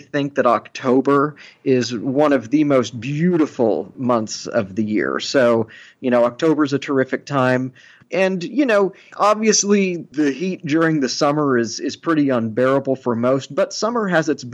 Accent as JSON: {"language": "English", "town": "Austin", "region": "Texas", "country": "United States", "tie": "born or raised there", "moved": "as an adult", "lives_now": "New York, United States", "said": "Austin is my hometown."}